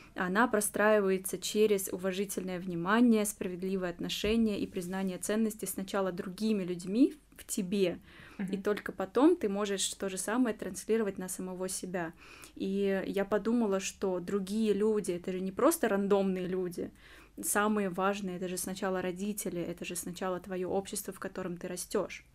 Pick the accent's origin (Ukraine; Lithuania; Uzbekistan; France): Uzbekistan; moved away as an adult; now in Russia; я сама узбечка из Узбекистана, выросла в этой культуре, жила много-много лет